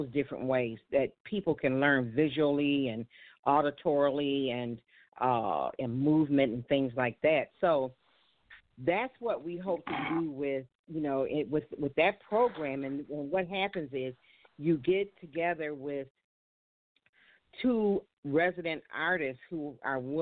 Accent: Buffalo, New York, United States; I'm from Buffalo, New York

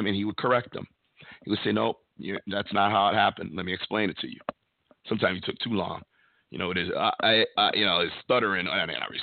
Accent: Connecticut, United States; my home state of Connecticut

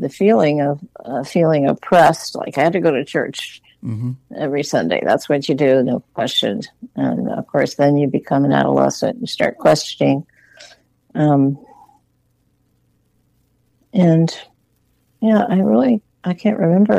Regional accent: Western Pennsylvania, United States; moved away; also born or lived in Massachusetts / Vermont; I grew up in Pennsylvania, Western Pennsylvania. It was a small town, not a suburb of Pittsburgh

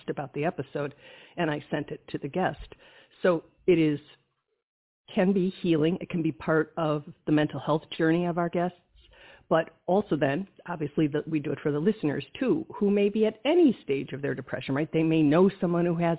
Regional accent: Wisconsin, United States; I'm from Wisconsin

